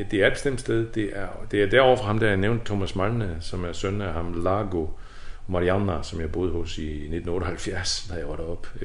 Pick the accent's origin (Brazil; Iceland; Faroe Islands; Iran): Faroe Islands; Kvívík; born there; og jeg synes bare, Kvøvøk, det, det er jo bare min fødeby.